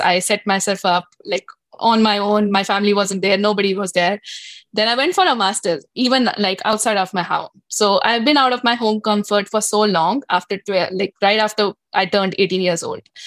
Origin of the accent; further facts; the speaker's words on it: Delhi, India; moved away as an adult; now in Toronto, Canada; I've grown up like studied, worked like in Del- in Delhi, India, uh, and all over India, actually, not just Delhi.